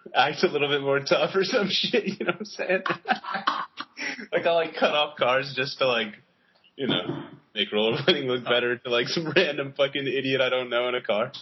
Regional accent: United States; I'm such an American.

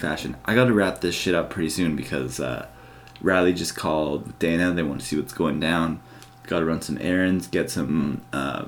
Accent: Canada; growing up in Canada

